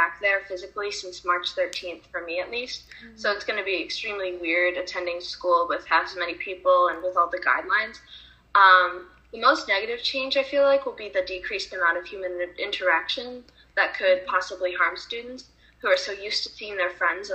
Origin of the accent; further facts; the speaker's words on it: Rochester, New York, United States; I'm from Rochester, New York, and I'm going to be a junior